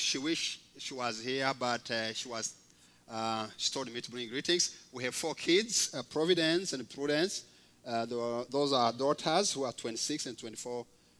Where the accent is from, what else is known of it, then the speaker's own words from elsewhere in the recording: Rwanda; moved away as an adult; also born or lived in Kenya; I was born and raised up in Rwanda. I grew up in a community where actually I did not know Christ until I was 17 years old through a missionary who came to the village.